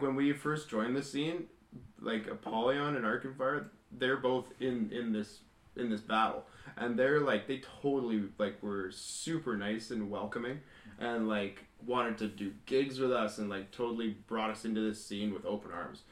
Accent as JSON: {"language": "English", "town": "Kelowna", "region": "British Columbia", "country": "Canada", "said": "we're local from Kelowna"}